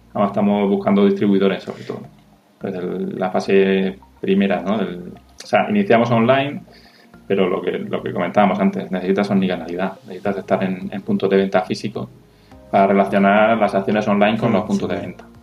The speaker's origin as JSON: {"language": "Spanish", "region": "Region of Murcia", "country": "Spain", "accent": "Murcian", "said": "Disculpa mi acento murciano."}